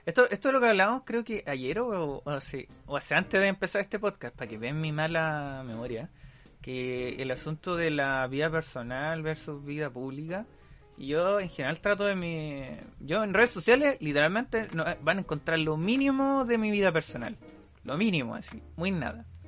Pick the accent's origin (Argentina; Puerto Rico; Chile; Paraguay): Chile; yo soy chileno